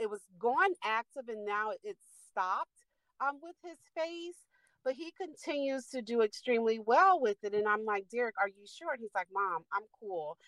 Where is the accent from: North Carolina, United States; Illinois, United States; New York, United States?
Illinois, United States; Chicago; moved away as an adult; now in Kankakee, United States; I live in Kankakee. I'm from Chicago, but live in Kankakee.